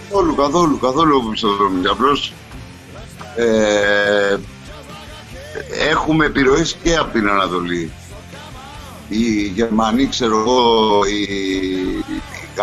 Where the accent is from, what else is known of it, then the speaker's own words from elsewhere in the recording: Greece; δεν την είχαμε αυτή τη κουλτούρα εμείς σαν Έλληνες.